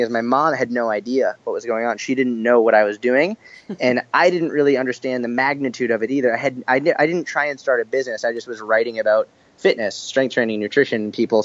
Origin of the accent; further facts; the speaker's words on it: Boston, Massachusetts, United States; also born or lived in Israel / Tel Aviv; now in New York, United States; So I grew up in Boston, actually.